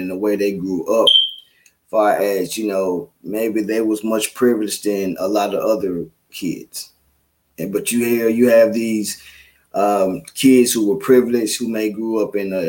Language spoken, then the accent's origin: English; Memphis, Tennessee, United States; I grew up in Memphis, grew up in Orange Mound, and it was a tight-knit community